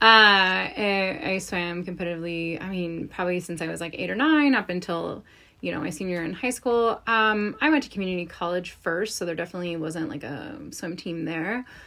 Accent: East Coast, United States; I'm from the East Coast

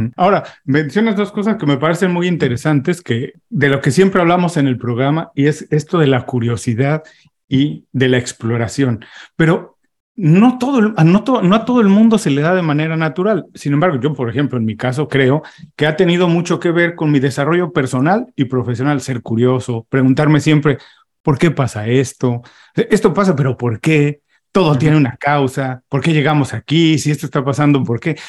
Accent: Mexico; Mis papás no salieron de, de, de México, como muchísimos mexicanos, pero ellos emigraron del campo a la ciudad

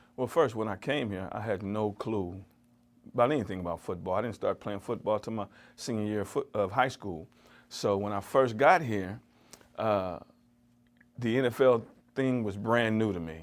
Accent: California, United States; moved away as an adult; now in Cleveland, United States; I was from California

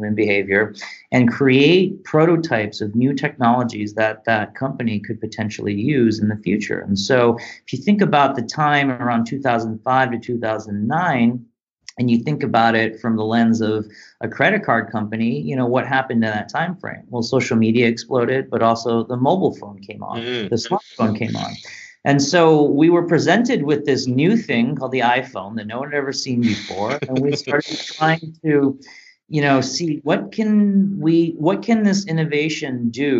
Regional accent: Detroit, Michigan, United States; growing up in Detroit, the Motor City

